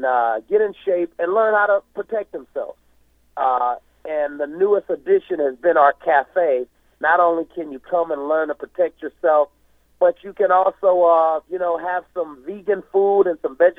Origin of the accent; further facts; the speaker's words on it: Missouri, United States; moved away; also born or lived in Washington, D.C.; growing up in Missouri and then moving to Washington, D.C.